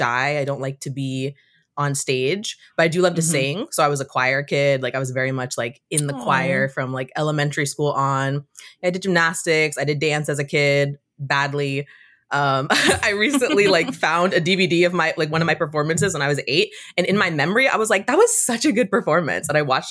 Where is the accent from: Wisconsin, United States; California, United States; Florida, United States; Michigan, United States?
California, United States; I'm from California. I'm second generation Cuban American.